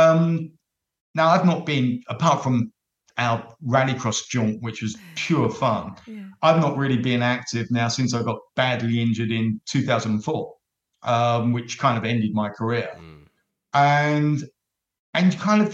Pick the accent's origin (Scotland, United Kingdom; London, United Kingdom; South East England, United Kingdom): London, United Kingdom; accent: Cockney; being a Cockney